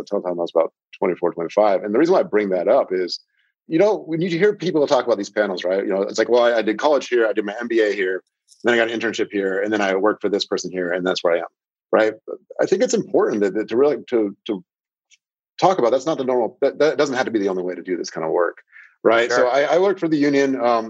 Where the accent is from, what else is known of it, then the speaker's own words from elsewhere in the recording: Seattle, Washington, United States; I'm from the Seattle area.